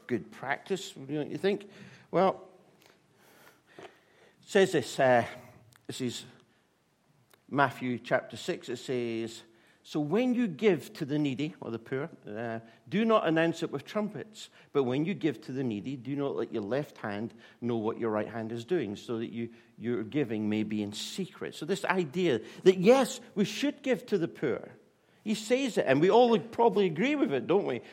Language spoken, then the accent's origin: English; Scotland, United Kingdom; I'm Scottish